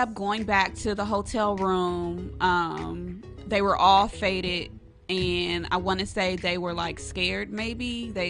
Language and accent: English; Los Angeles, California, United States; I'm from Los Angeles. LA native.